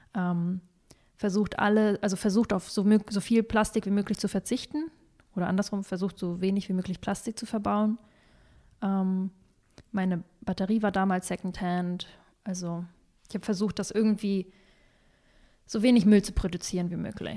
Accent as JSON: {"language": "German", "region": "Northern Germany", "country": "Germany", "tie": "born or raised there", "also_born_or_lived": "Kazakhstan", "moved": "yes", "said": "was habe ich da gelebt? 18, nein, 15 Jahre"}